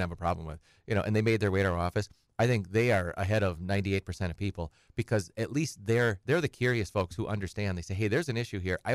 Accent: Edgar, Wisconsin, United States; also born or lived in Minneapolis, Minnesota; I'm from Edgar, so I'm from 20 miles from Wausau. So I grew up dead center, the middle of Wisconsin.

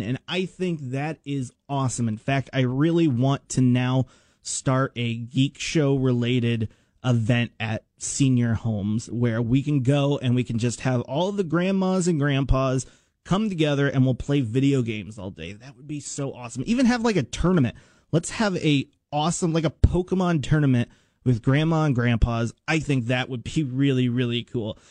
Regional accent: United States; I grew up in Washington and I went to uh, Washington Middle School

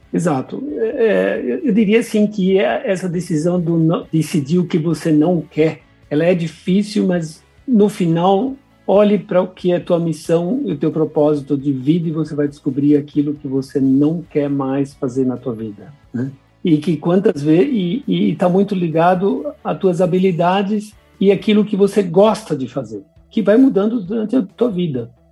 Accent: São Paulo, Brazil; eu sou nascido em São Paulo, brasileiro. O nome alemão vem dos meus pais, que são imigrantes alemães

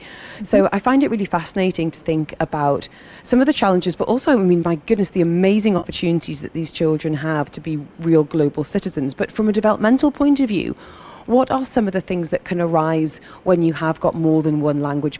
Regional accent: Northumberland, North East England, United Kingdom; now in United Arab Emirates; I grew up in, you know, a corner of rural Northumberland where everyone's parents were pretty much from about 3 miles away. And then, you know, I come to Dubai

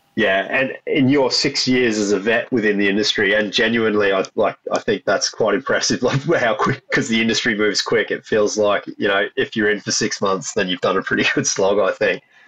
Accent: Australia; being an Australian and growing up in in pubs and clubs in Australia

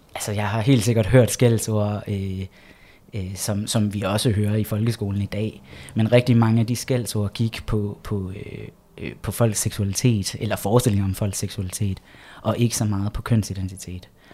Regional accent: Egtved, Southern Denmark, Denmark; jeg vokset op i Jylland

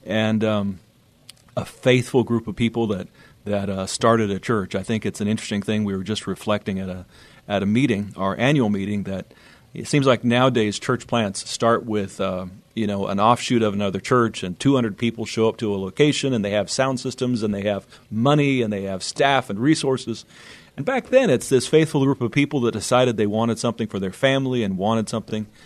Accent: Northern California, United States; moved away as an adult; also born or lived in Scotts Valley, California; now in San Antonio, United States; I grew up in Northern California

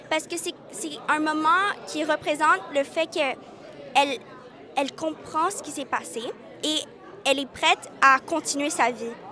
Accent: Vietnam; moi je suis née au Vietnam, on a vécu là-bas, euh, mais on n'a pas vécu les boat people, le trajet, puis tout ça.

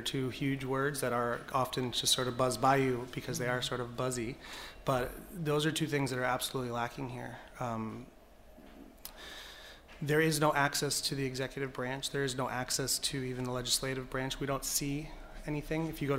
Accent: Bridgeport, Connecticut, United States; to Bridgeport. And so I grew up here. And I went to parochial school in the Black Rock section. I grew up on the West End and then Black Rock. And I've been here ever since, aside from 4 years of college.

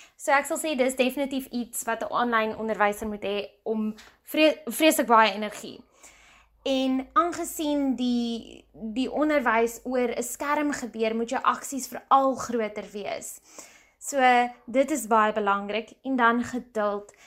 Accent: South Africa

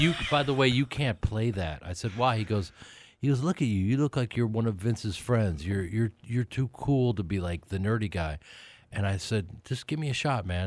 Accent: Chicago, Illinois, United States; now in Los Angeles, United States; I grew up in Chicago, and I spent all of my summers at Alcart Lake, Wisconsin

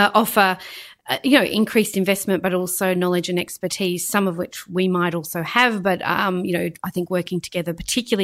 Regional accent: Queensland, Australia; my home state, in fact, of Queensland

